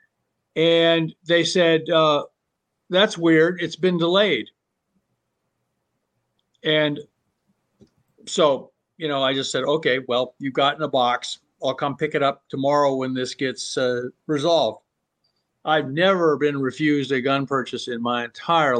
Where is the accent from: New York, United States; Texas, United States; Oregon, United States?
Oregon, United States; Southern; I grew up in Southern Oregon